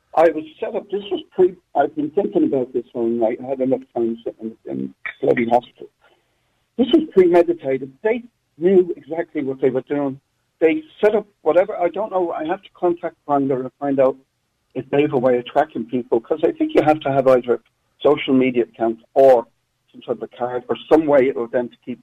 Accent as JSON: {"language": "English", "country": "Ireland", "tie": "born or raised there", "moved": "yes"}